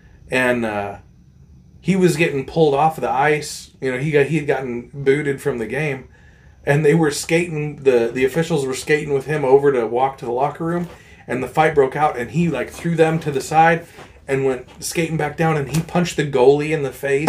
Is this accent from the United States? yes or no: yes; Montana, United States; I'm from Montana.